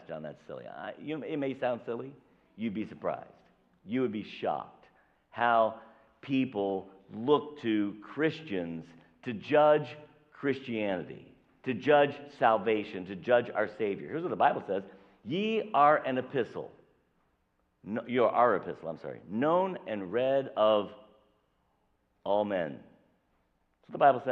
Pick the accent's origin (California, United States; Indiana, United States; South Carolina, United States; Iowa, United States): Indiana, United States; southern; I was born here. I was born in Indiana, so I'm a Hoosier. I was born in southern Indiana